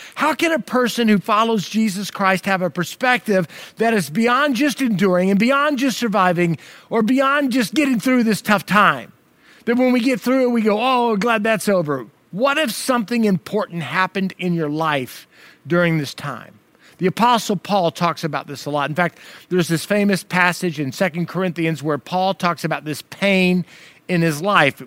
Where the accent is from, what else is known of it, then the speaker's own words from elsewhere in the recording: United States; as an American